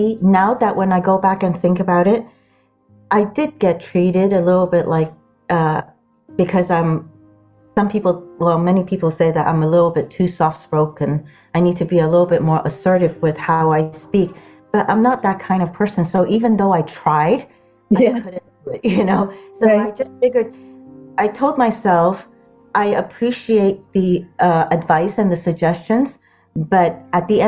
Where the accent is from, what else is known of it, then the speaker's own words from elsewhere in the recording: Sudan; also born or lived in Guam; now in Palo Alto, United States; I grew up in the Sudan and grew up on Guam.